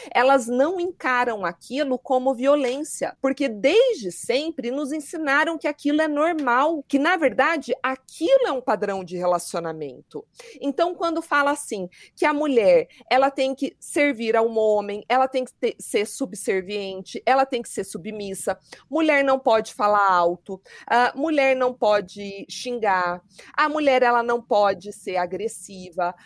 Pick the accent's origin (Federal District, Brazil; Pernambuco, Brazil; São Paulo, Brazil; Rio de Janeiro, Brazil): São Paulo, Brazil; moved away as an adult; now in Curitiba, Brazil; eu sou de São Paulo, sou promotora de justiça